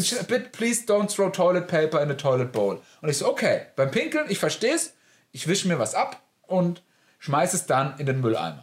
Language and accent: German; Germany; ich bin Deutscher